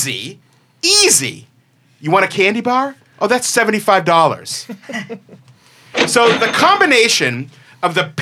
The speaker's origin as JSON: {"language": "English", "region": "Massachusetts", "country": "United States", "tie": "born or raised there", "said": "I grew up in Massachusetts, and much like anyone else who grew up in near a big city, a Boston, a New York, a Chicago"}